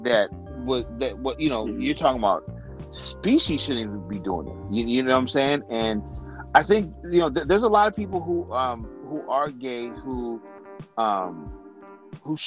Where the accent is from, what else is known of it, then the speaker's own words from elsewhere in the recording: San Francisco, California, United States; we're from San Francisco